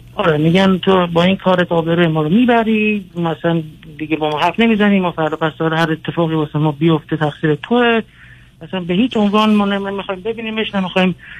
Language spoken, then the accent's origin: Persian; United States; also born or lived in Iran; من اینجا تو آمریکا بزرگ شدم